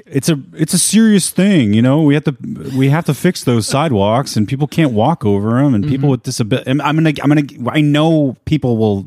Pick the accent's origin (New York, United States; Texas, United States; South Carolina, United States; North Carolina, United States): North Carolina, United States; Pinehurst; I grew up in the Sand Hills region of North Carolina.